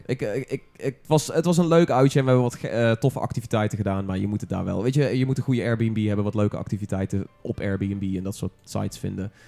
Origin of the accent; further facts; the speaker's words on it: North Brabant, Netherlands; als Brabander